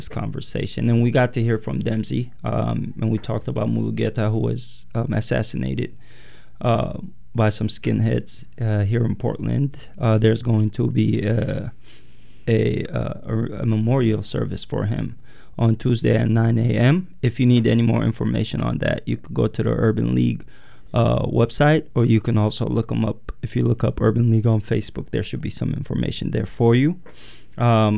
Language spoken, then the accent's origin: English; Yemen; now in United States; I'm Eritrean, born and raised in Yemen, and then moved to the U.S.